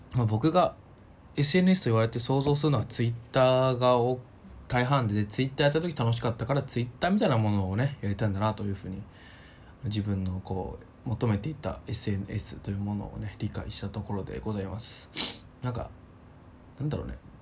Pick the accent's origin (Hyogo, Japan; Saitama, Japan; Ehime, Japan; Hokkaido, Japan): Saitama, Japan; 僕の地元